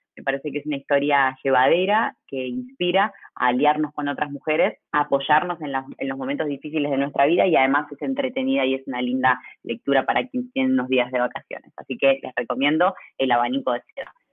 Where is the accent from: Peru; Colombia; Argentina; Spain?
Argentina; soy argentina